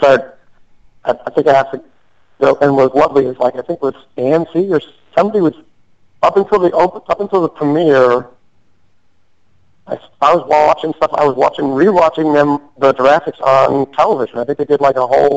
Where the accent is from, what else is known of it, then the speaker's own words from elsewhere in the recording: Chicago, Illinois, United States; moved away; originally I'm from Chicago.